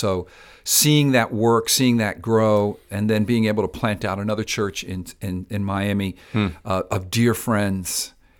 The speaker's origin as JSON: {"language": "English", "country": "Spain", "lives_now": "South Florida, United States", "said": "I'm from Spain, islands from the islands, St. Vincent's, Barbados."}